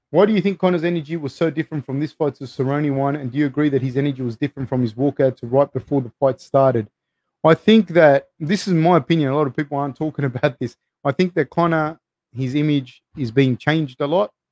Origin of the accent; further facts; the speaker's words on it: Lafayette, Louisiana, United States; Dustin is from my hometown of Lafayette, Louisiana, so I was happy to see him get the win.